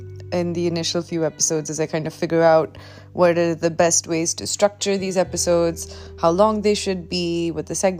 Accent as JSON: {"language": "English", "region": "Delhi", "country": "India", "said": "I'm a girl from Delhi. I live in South Delhi"}